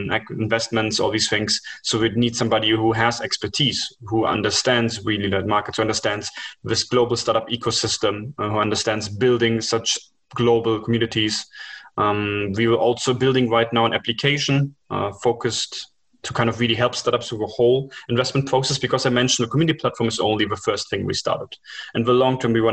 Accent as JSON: {"language": "English", "country": "Germany", "tie": "born or raised there", "also_born_or_lived": "India / China", "moved": "yes", "said": "I was born up in Germany with that culture"}